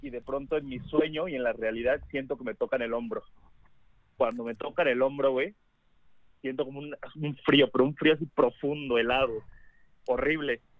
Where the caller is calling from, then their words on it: Mexico City, Mexico; Los escucho de la Ciudad de México, amigo.